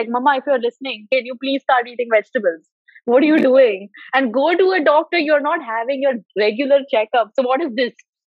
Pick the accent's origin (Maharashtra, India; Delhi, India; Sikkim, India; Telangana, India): Maharashtra, India; Mumbai; even in Mumbai, I feel like I grew up.